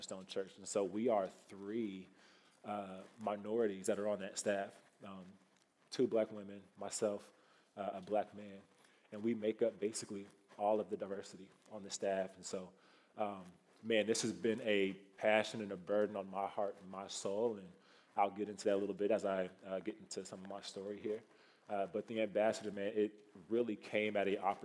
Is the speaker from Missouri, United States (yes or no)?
yes; Kansas City, Missouri, United States; moved away as an adult; also born or lived in Iowa City, Iowa; now in Iowa, United States; I am not from Iowa originally. I'm from Kansas City, Missouri. So a few hours south of here. I grew up, born and raised down there